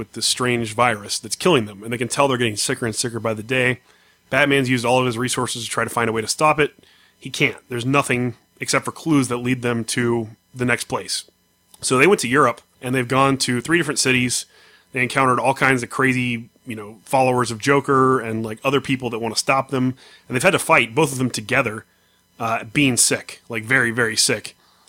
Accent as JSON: {"language": "English", "region": "Texas", "country": "United States", "said": "I'm from Texas."}